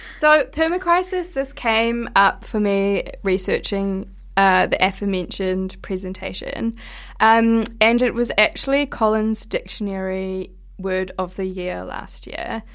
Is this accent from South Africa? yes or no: no; Hawke's Bay, New Zealand; moved away; from my hometown in Hawke's Bay